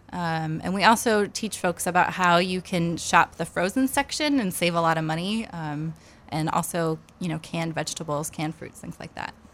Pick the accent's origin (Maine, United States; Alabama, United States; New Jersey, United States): Maine, United States; Topsham; also born or lived in Lewiston, Maine; I grew up in Topsom, actually, um, and went to college in Maine